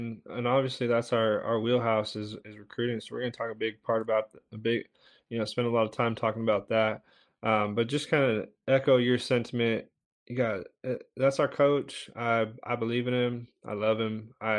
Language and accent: English; West Coast, United States; I'm from the West Coast, so I grew up, I mean, only a handful of times, but Disneyland is where I went